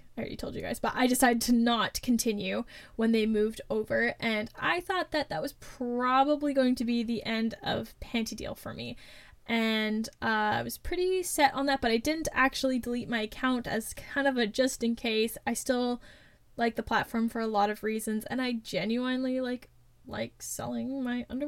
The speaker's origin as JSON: {"language": "English", "country": "Canada", "said": "as a Canadian"}